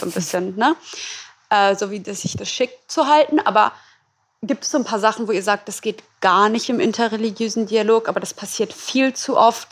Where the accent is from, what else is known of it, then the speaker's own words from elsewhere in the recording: Berlin, Germany; ich komme ja aus Berlin